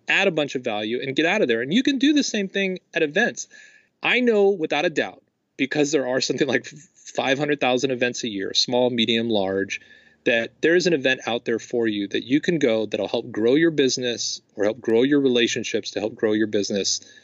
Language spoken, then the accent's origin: English; Los Angeles, California, United States; I'm from Los Angeles